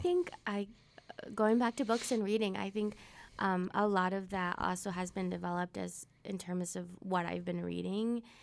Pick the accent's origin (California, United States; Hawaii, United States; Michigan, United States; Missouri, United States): Missouri, United States; Webb City; first language Spanish; English is a second language; I grew up in South of Missouri, Southwest Missouri, Webb City, um, like, ten minutes away from Joplin